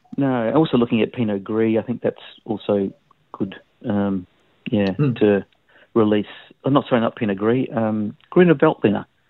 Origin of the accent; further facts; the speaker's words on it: Melbourne, Victoria, Australia; now in Tasmania, Australia; I was born in Melbourne